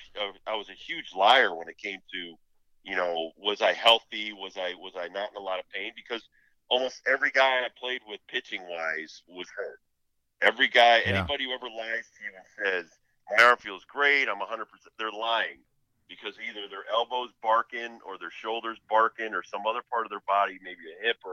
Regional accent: New England, United States; growing up in New England

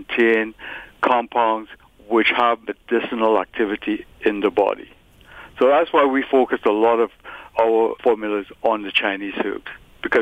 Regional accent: Trinidad & Tobago; now in Toronto, Canada; I was born in Trinidad, raised in Trinidad

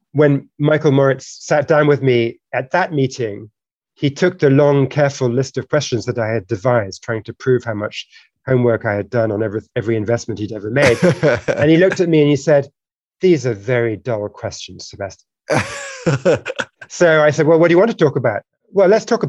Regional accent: United Kingdom; now in United States; I'm originally British and we both naturalized in the US.

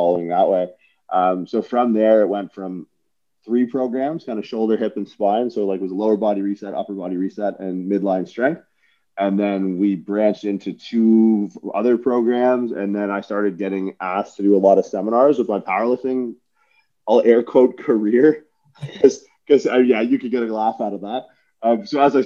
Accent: Windsor, Ontario, Canada; also born or lived in St. John's, Newfoundland; I worked for Good Life for years as a kid growing up in Windsor

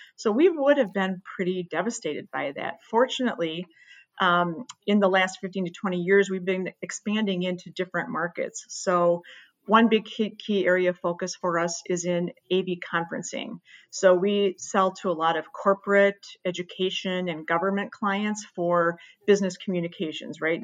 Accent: Midwest, United States; I was born and raised in the Midwest

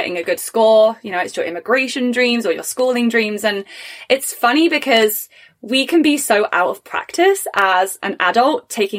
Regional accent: England, United Kingdom; first language English; now in Canada; I was born and raised in England, and I have an English degree.

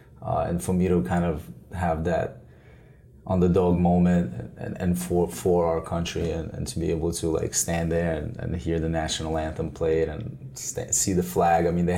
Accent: New York, United States; English is a second language; also born or lived in Brooklyn; I grew up in New York, so just, you know, seeing that moment and seeing it unfold and seeing the city come together and being an immigrant

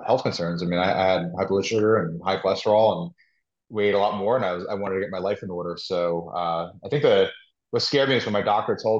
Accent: New York, United States; also born or lived in Philadelphia; my background, I'm from New York, where I'm sitting

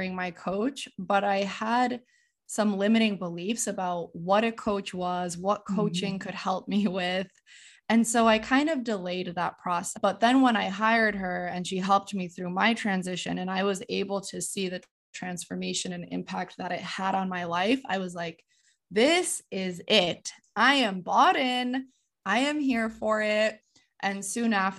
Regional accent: Connecticut, United States; moved away as an adult; So I am originally from Connecticut. I am first generation Polish American, so I grew up experiencing two cultures, speaking Polish at home

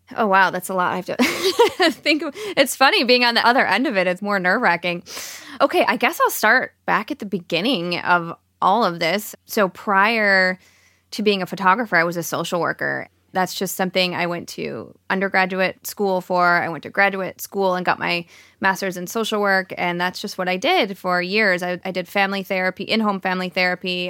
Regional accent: Plymouth, Michigan, United States; moved away as an adult; also born or lived in Seattle; Dan and I were born and raised in Michigan

